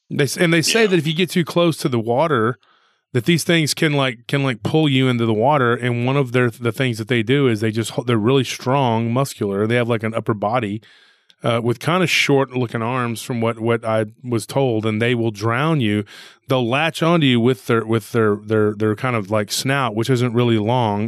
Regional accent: hometown near Austin, Texas, United States; now in Austin, United States; in the Hispanic culture where I'm from

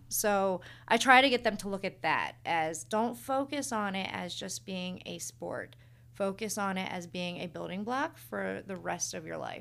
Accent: Hartville, Ohio, United States; moved away as an adult; now in Tallmadge, United States; I grew up in Hartville. I went to Lake High School

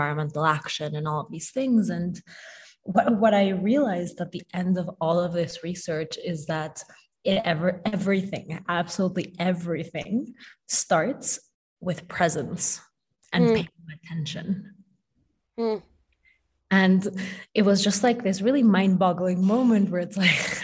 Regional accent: Mexico City, Mexico; moved away; also born or lived in New York / Tokyo; I grew up in Mexico City, and I lived in New York for a really long time

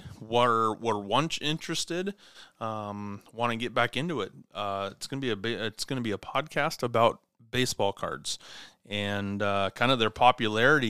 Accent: Clarkston, Washington, United States; from Clarkston, Washington, my hometown

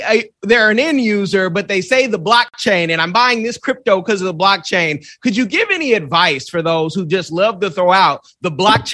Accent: Bay Area, California, United States; I'm from the Bay Area

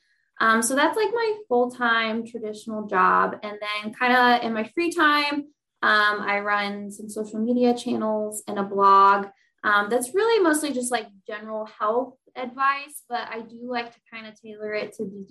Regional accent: St. Louis, Missouri, United States; moved away as an adult; also born or lived in Indiana; now in Indianapolis, United States; I'm from St. Louis, Missouri, but I went to college at Ball State

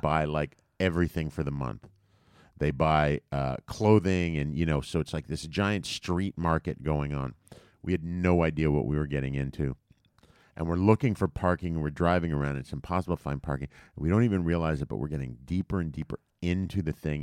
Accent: United States; we're American

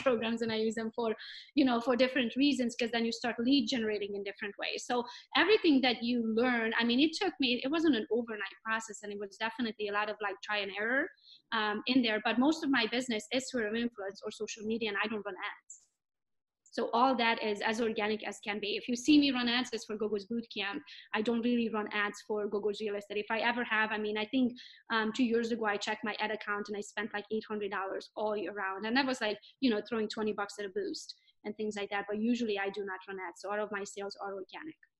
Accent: Romania; English is a second language; now in Pinckney, United States; I am from Romania, but I'm Hungarian by nationality.

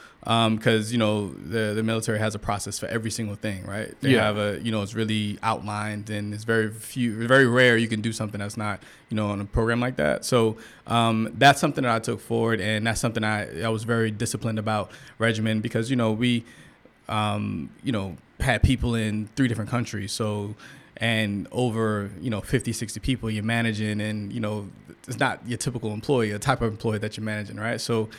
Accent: St. Petersburg, Florida, United States; Yeah, so I grew up in St. Petersburg, Florida, which is right outside of Tampa. And, you know, just where I grew up at, it was just the drug culture, right?

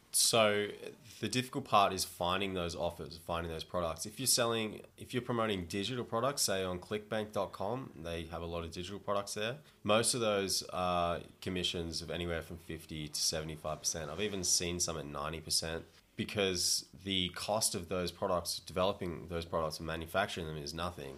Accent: Gold Coast, Queensland, Australia; moved away as an adult; also born or lived in Toronto, Canada; now in Thailand; I grew up on the Gold Coast in Australia, where it's sunny most of the time

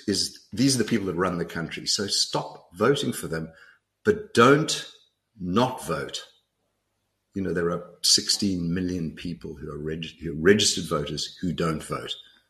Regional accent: South Africa; moved away as an adult; And I am South African. I came back from 31 years overseas. I live in South Africa.

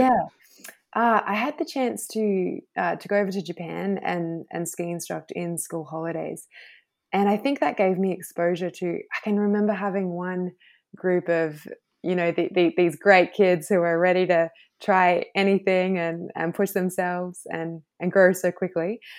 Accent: Thredbo, New South Wales, Australia; also born or lived in Queensland; now in Noosa, Australia; I grew up in the snowy mountains, um, a little village called Thredbo

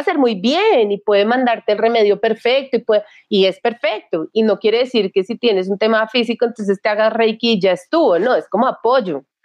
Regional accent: Bogotá, Colombia; yo fui criada muy tradicionalmente, soy de Bogotá, una familia súper tradicional, colegio súper tradicional

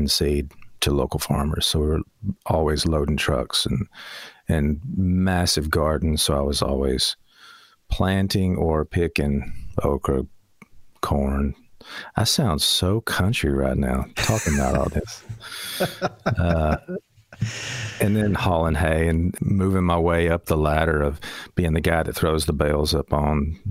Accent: Loretto, Tennessee, United States; now in Florence, United States; I was born here in the Shoals and lived here till grade school and then moved up to Loretta.

